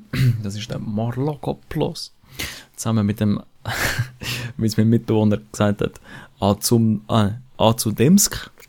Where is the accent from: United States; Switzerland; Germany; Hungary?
Switzerland; Zürcher Oberland, Zurich